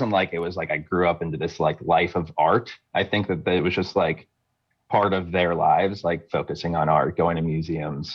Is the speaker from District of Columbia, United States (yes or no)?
no; Fort Lauderdale, Florida, United States; I grew up in Fort Lauderdale, Florida